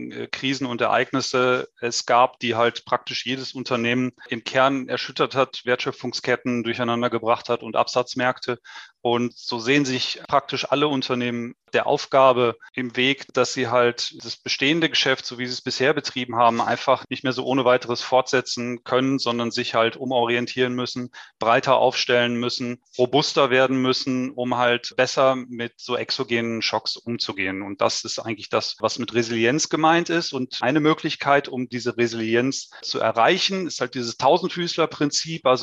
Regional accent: North Rhine-Westphalia, Germany; born there; now in Stuttgart, Germany; Also ich bin 38 Jahre, gebürtiger Westfale, aber jetzt schon seit sehr vielen Jahren im Süden von Deutschland, in Stuttgart beheimatet.

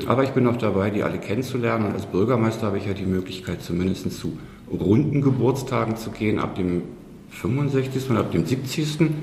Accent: Berlin, Germany; moved away as an adult; now in Sieversdorf-Hohenofen, Germany; Geboren bin ich in West-Berlin in Charlottenburg.

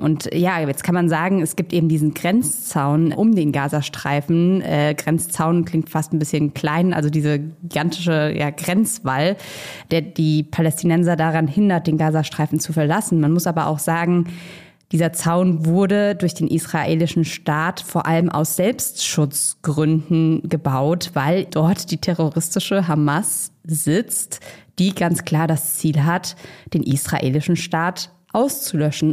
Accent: Germany; als Deutsche

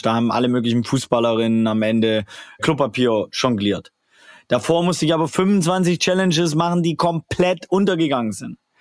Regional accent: Swabia, Baden-Württemberg, Germany; ich komme aus dem Schwabenländle

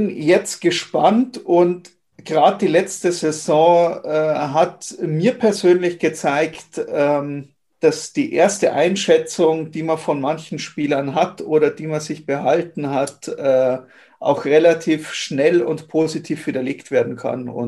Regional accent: Munich, Bavaria, Germany; born there; also ich meine, als gebürtiger Münchner kann man mal in München spielen.

